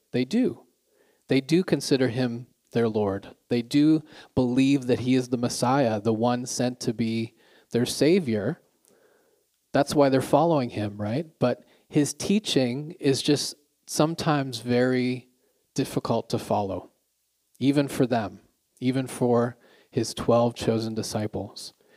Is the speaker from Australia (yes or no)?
no; Canada; now in Pyeongtaek, South Korea; I'm Canadian